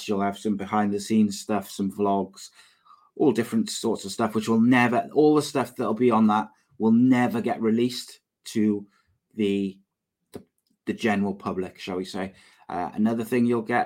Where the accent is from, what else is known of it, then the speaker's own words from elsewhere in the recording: Cardiff, Wales, United Kingdom; also born or lived in Llanishen, Cardiff; I am not from Lanishan originally. I'm from Rada. I am Cardiff born, Cardiff bred, but I don't live far from Lanishan now